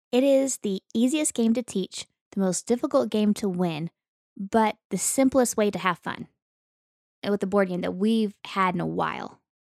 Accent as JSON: {"language": "English", "region": "Western Oklahoma", "country": "United States", "tie": "born or raised there", "moved": "yes", "said": "I grew up in Western Oklahoma"}